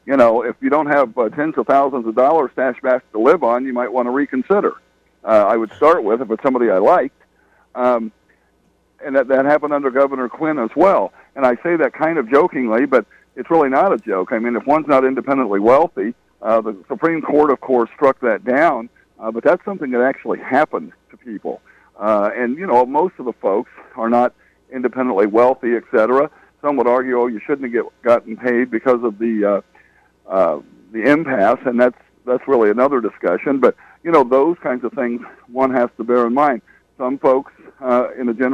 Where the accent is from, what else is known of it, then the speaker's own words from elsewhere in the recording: Catlin, Illinois, United States; my hometown of Catlin, I'm somebody who's been blessed to be mayor of my hometown where I grew up